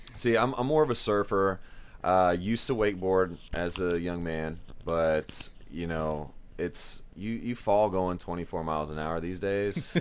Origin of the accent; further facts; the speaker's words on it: Dallas, Texas, United States; also born or lived in Forney, Texas; now in Rockwall, United States; I grew up in Dallas, moved to Forney